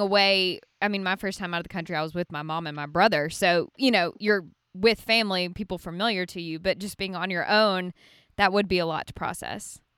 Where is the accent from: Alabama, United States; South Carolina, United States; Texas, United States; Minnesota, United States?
Alabama, United States; Birmingham; now in Franklin, United States; I love Birmingham. I'm from there too